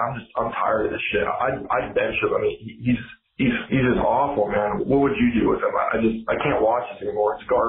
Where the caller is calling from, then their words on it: California, United States; I'm a listener from California.